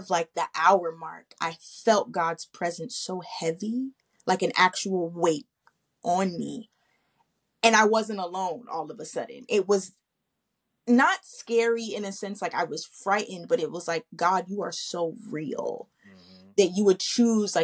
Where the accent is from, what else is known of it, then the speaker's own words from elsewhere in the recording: New Jersey, United States; moved away as an adult; now in Dallas, United States; I'm originally from Jersey